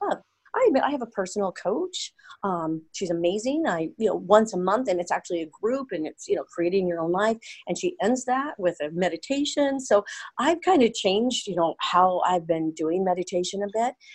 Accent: Portland, United States; I'm from Portland

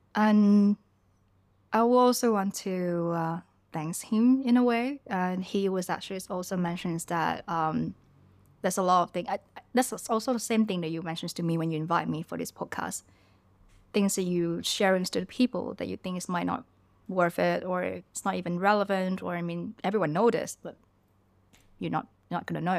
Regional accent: Ho Chi Minh City, Vietnam; also born or lived in southern Vietnam / Malaysia; now in Bangkok, Thailand; growing up in Vietnam. I was born in, um, in a smaller city in the South Vietnam. And, uh, later on, we all moved to Ho Chi Minh City

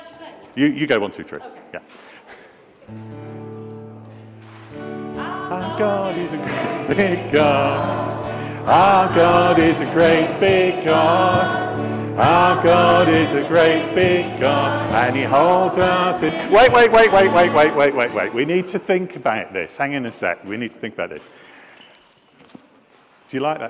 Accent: Scotland, United Kingdom; I am Scottish

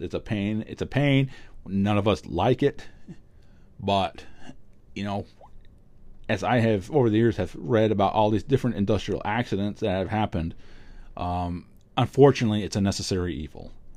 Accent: New England, United States; also born or lived in Vermont; I grew up in New England. I still live in New England. I live in Vermont.

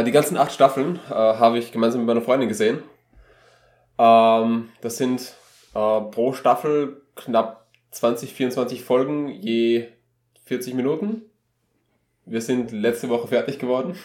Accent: Austria; wir als Österreicher

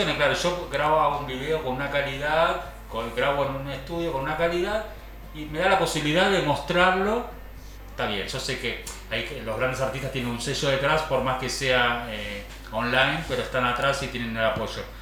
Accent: Buenos Aires, Argentina; moved away as an adult; now in Traslasierra, Argentina; siendo porteño, ¿no? que vivo acá hace unos años

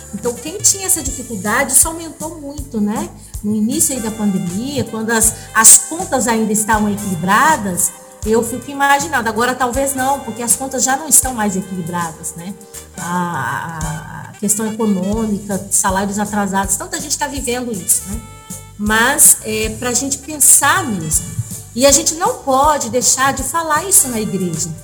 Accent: Brazil; a gente é brasileiro

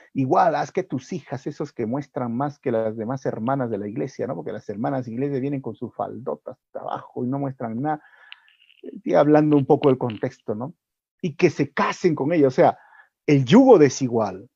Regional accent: Peru; nosotros como peruanos

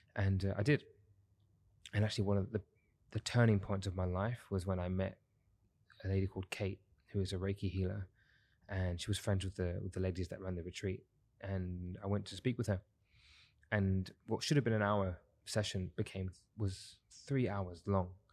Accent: London, United Kingdom; now in Dubai, United Arab Emirates; I'm originally from London, uh, born and raised in London, South East London

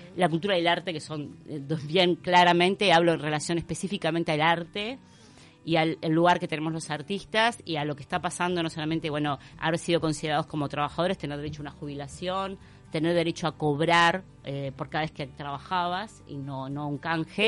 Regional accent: Uruguay; como uruguayos

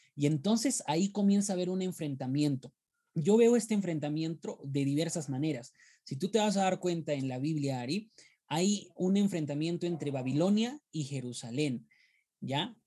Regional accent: Peru; soy de Perú

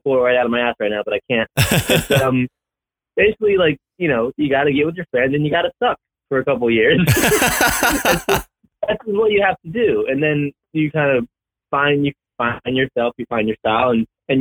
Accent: Baltimore, Maryland, United States; we're from Baltimore

